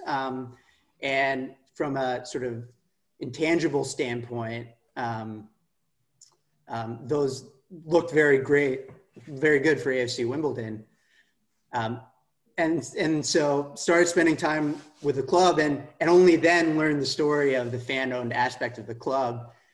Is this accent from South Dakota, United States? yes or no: no; Palo Alto, California, United States; I'm from Palo Alto, uh, which is sort of the heart of Silicon Valley